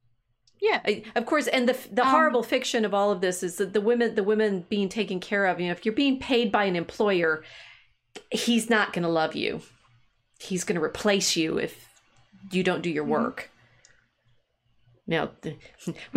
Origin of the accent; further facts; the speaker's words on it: the South, United States; I grew up enough in the South